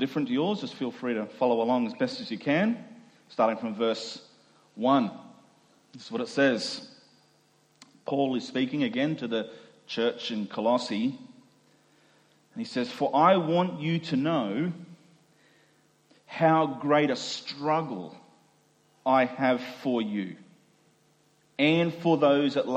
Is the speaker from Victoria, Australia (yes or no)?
no; Doomadgee, Queensland, Australia; moved away; I grew up in the Gulf of Carpentaria in a small Indigenous community, and grew up as a minority culturally, racially in that community